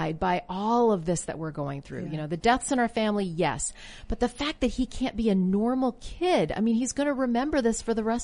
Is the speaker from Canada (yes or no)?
yes; Canada; moved away as an adult; now in United States; grew up in Canada